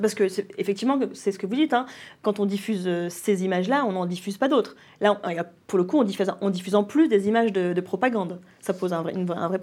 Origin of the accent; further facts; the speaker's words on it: France; chez nous en France